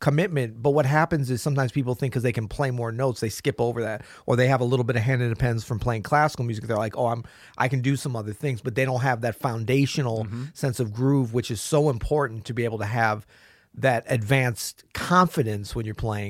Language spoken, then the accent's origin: English; the South, United States; Southerners are very dogmatic. You know, I'm from the South, so I can say that, right?